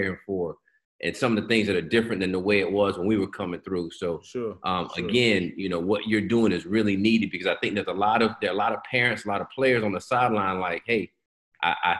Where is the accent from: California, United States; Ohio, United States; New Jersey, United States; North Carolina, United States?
North Carolina, United States; Lenoir; I'm from Lenoir, North Carolina. So Lenoir is really, really small.